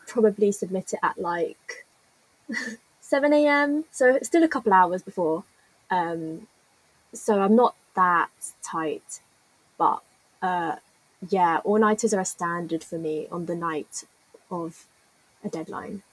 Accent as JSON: {"language": "English", "region": "London", "country": "United Kingdom", "moved": "as an adult", "lives_now": "Birmingham, United Kingdom", "said": "I'm from London"}